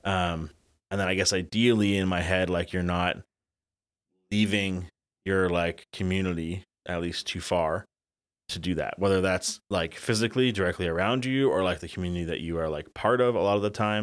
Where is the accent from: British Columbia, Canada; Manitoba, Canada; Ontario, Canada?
Ontario, Canada; Elmira; growing up in Elmira